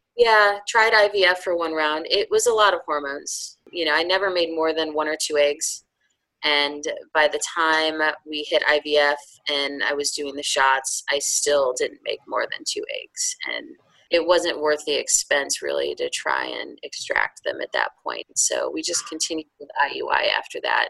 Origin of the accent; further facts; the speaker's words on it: outside of Chicago, Illinois, United States; moved away as an adult; also born or lived in upstate New York; now in North Carolina, United States; I was born in upstate New York and spent my formative years outside of Chicago. And I came south for college and never left. So I've been in North Carolina for almost 20 years.